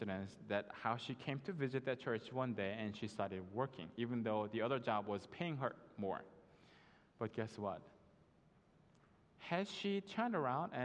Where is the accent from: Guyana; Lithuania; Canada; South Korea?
South Korea; now in United States; I was done with my school here in the States, and I went back home to Korea